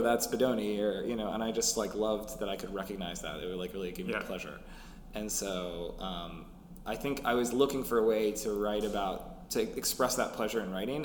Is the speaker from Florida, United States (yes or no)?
no; Minneapolis, Minnesota, United States; I grew up in Minneapolis